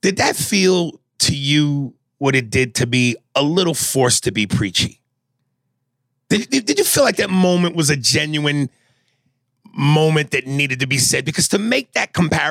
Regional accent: United States; I have a connection to America because I'm American

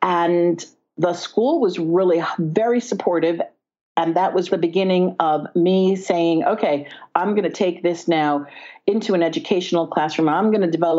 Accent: Bronxville, New York, United States; I was raised in Westchester, New York, in Bronxville

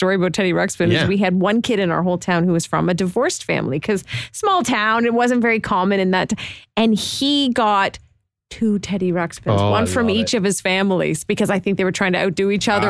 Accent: Canada; because we're Canadian

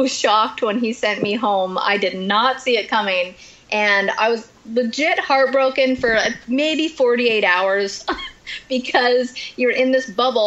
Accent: Canada; I'm Canadian

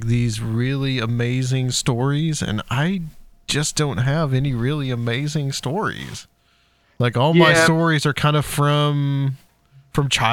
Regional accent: Chattanooga, Tennessee, United States; now in Nashville, United States; I'm live in Nashville now. I'm from Chattanooga

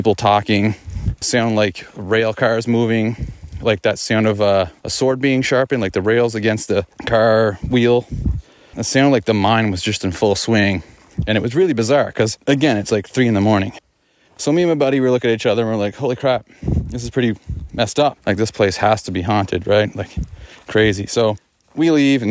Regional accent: Glace Bay, Nova Scotia, Canada; my hometown of Glace Bay, which is in Nova Scotia

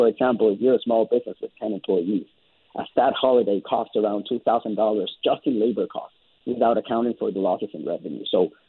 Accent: British Columbia, Canada; as British Columbians

